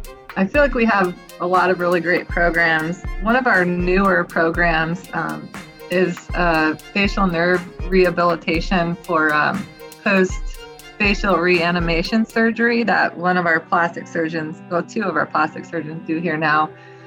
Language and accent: English; California, United States; I grew up in California.